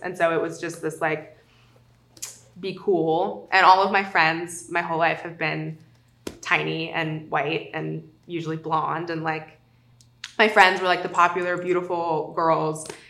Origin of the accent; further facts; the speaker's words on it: South Lake Tahoe, California, United States; I grew up in South Lake Tahoe, overwhelmingly white, overwhelmingly conservative